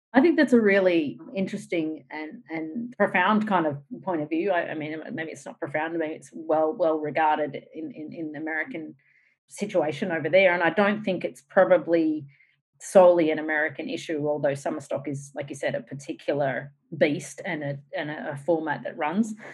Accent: Australia; moved away; also born or lived in United States; as an Australian

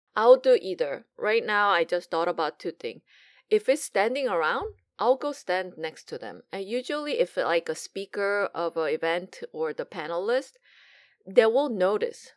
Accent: South Korea; now in United States; growing up in Korea

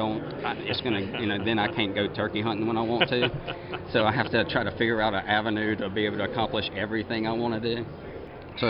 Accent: Zachary, Louisiana, United States; I was born and raised in Zachary, Louisiana, and grew up there

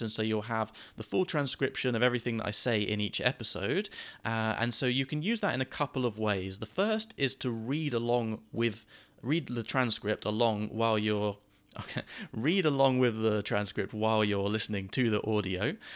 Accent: United Kingdom; accent: British English; first language English; I am a native British English speaker

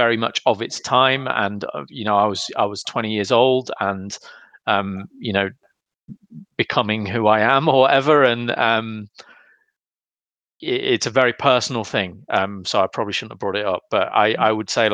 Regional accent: Loughborough, East Midlands, United Kingdom; we're the only kids in school who were in a band. So we told all our friends to come down to the Three Nuns pub in Loughborough.

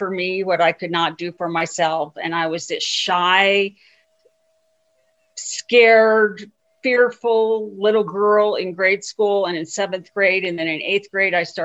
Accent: Lakewood, Colorado, United States; now in Denver, United States; I grew up in Lakewood and graduated from Lakewood High

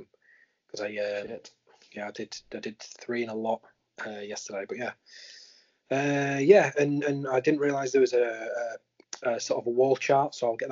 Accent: Yorkshire and the Humber, United Kingdom; I'm a Yorkshireman.

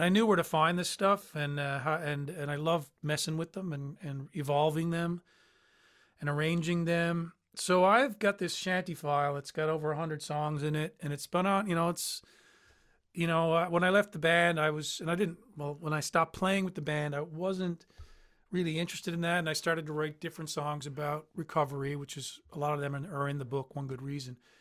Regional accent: St. John's, Newfoundland and Labrador, Canada; in the boroughs of Newfoundland, Saint John's where I'm from

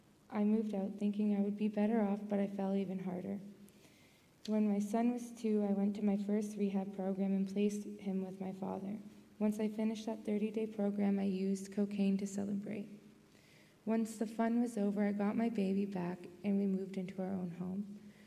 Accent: Fort Erie, Ontario, Canada; born there; And I was born in Fort Erie, Ontario.

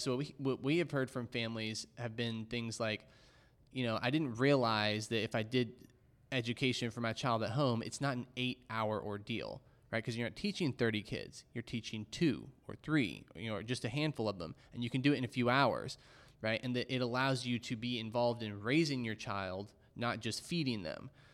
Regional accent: Dallas, Texas, United States; growing up in Dallas

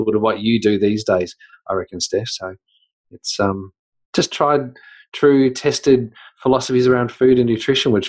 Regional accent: Australia; accent: Australian; also born or lived in New Zealand; I am Australian

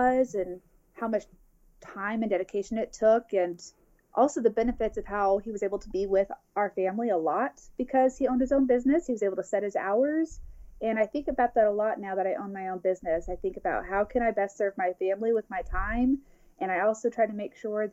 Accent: Springfield, Missouri, United States; also born or lived in Dallas, Texas; now in Arkansas, United States; I was born in Dallas, Texas, and I lived there until I was, maybe 10 or 11. Then my family moved to Springfield, Missouri

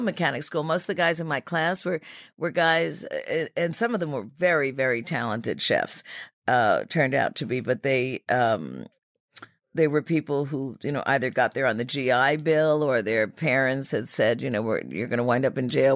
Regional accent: New York City, New York, United States; Riverdale, um, which was, you know, uh, is still sort of an oat section of the Bronx

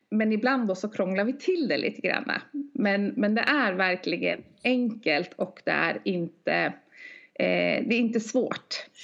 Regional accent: Norway; now in Sweden; jag är norska

